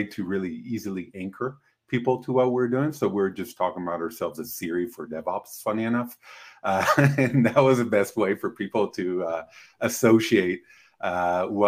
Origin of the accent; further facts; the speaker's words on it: Israel; moved away as an adult; now in United States; I'm originally from Israel